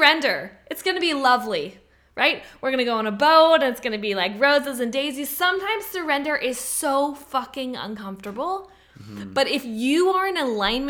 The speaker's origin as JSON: {"language": "English", "country": "Canada", "said": "I'm Canadian"}